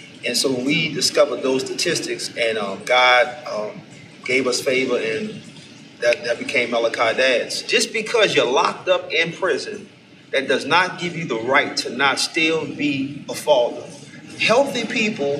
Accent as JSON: {"language": "English", "town": "New Orleans", "region": "Louisiana", "country": "United States", "said": "I am from New Orleans"}